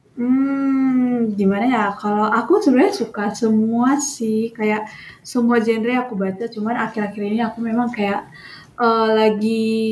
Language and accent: Indonesian; North Sumatra, Indonesia; moved away as an adult; now in Solo, Indonesia; aku tuh asalnya dari Sumatera Utara